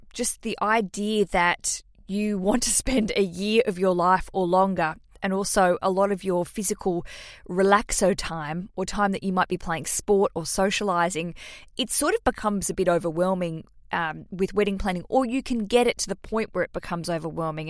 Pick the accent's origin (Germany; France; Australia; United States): Australia; accent: Australian; to hear my accent, that's where I'm from